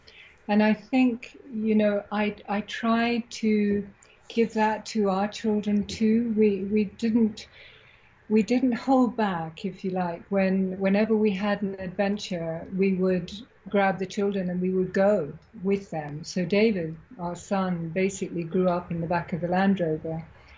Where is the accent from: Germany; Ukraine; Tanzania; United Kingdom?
Tanzania; also born or lived in Alexandria, Egypt; I was born in Africa, so my childhood was a dream childhood. You know, I was born in Alexandria, and then my father moved us down to Tanzania when I was about 4 or 5.